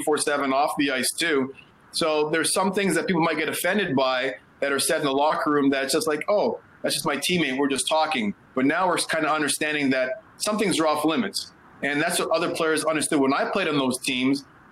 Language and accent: English; Toronto, Ontario, Canada; now in United States; I grew up in Toronto, well, more specifically Scarborough